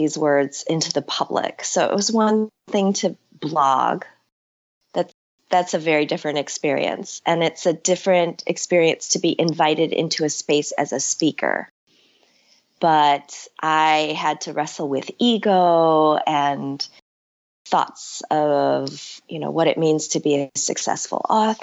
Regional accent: Chicago, Illinois, United States; also born or lived in Seoul, South Korea; settling in Chicago and growing up as a child of immigrants and a child who didn't know what it meant to be just an American kid in the north side of Chicago

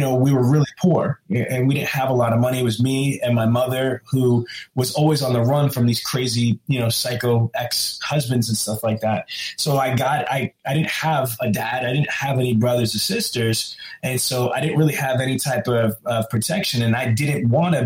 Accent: New York City, New York, United States; I grew up in Queens and Brooklyn

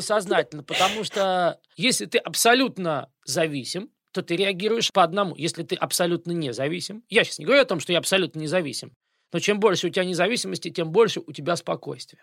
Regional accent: Moscow, Russia; moved away as an adult; now in United States; я москвич

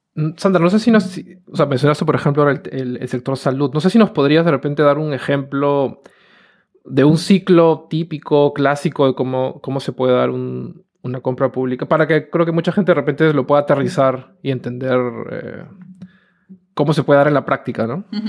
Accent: Peru; nosotros venimos de Perú

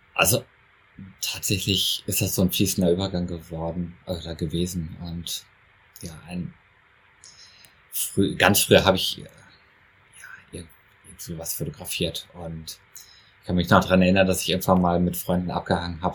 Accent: Essen, North Rhine-Westphalia, Germany; ich komme aus Essen, also aus dem tiefen Ruhrgebiet

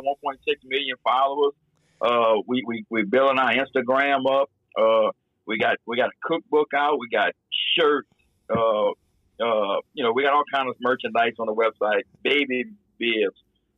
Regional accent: Bayou Lafourche, Assumption Parish, South Louisiana, United States; growing up on Bayou Lafourche in Assumption Parish, South Louisiana

